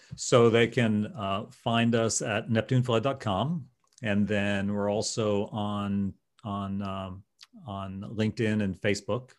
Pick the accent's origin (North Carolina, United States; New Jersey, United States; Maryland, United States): New Jersey, United States; now in St. Petersburg, United States; I'm from New Jersey